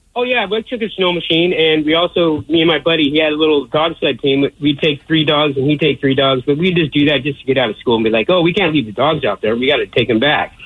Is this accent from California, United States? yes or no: no; Alaska, United States; moved away; growing up in Alaska